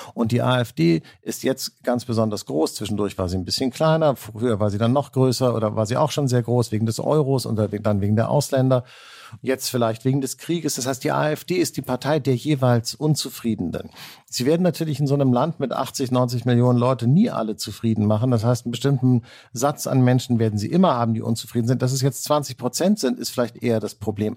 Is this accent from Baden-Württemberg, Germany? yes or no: no; Hamburg, Germany; wie man äh, äh, bei uns in Hamburg sagt